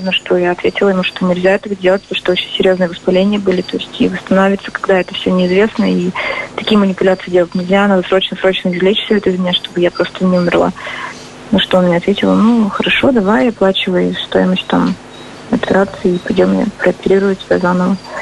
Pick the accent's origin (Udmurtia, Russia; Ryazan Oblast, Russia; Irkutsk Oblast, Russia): Udmurtia, Russia; Izhevsk; мой родной город